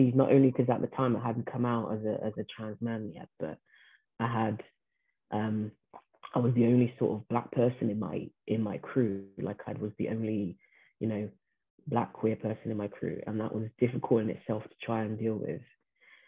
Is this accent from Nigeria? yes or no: no; Brazil; first language Portuguese; English is a second language; moved away; I was born in Brazil